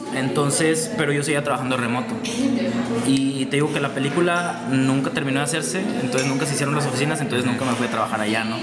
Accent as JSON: {"language": "Spanish", "country": "Mexico", "said": "como mexicano"}